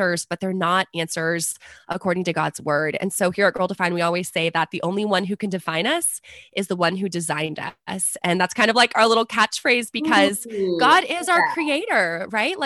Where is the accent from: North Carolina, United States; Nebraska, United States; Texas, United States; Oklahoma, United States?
Texas, United States; San Antonio; I'm from San Antonio